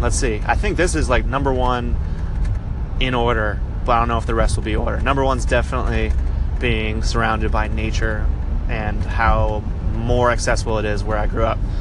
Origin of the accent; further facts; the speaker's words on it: Belgrade, Maine, United States; moved away as an adult; growing up in Maine, I grew up like in a town called Belgrade. It was uh, in between Waterville and Augusta, which is like central Maine